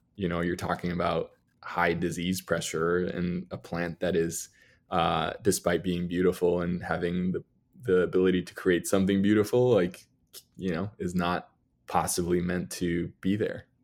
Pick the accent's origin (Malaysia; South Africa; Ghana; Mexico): Mexico; Mexico City; moved away as an adult; also born or lived in New York City; I grew up in Mexico, in Mexico City